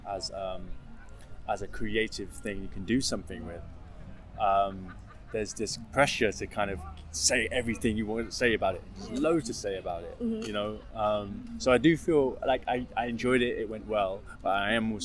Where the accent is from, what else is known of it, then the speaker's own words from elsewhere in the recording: London, United Kingdom; My secondary school was a hearing school with a deaf unit in North London called Blanche Neville